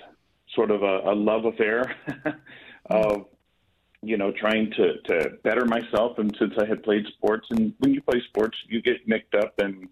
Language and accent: English; San Francisco, California, United States; also born or lived in Hercules, California; So I grew up in San Francisco in the Bay Area and moved to a small city called Hercules.